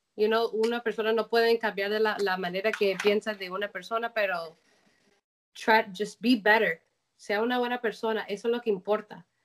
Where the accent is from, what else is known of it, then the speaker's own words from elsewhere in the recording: Colombia; moved away; yo como colombiana